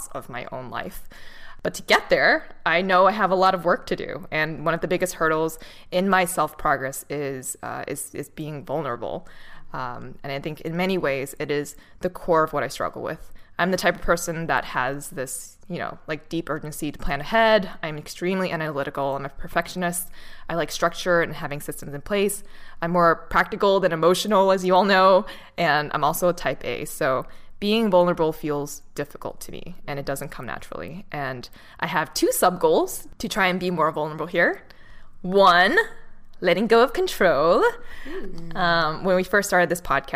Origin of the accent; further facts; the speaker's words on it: Boston, Massachusetts, United States; I'm from Boston